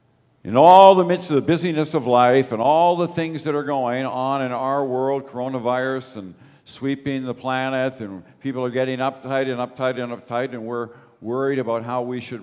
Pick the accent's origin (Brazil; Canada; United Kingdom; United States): Canada; Toronto, Ontario; I remember I grew up in the East End of Toronto. Danforth Gospel Temple was my church.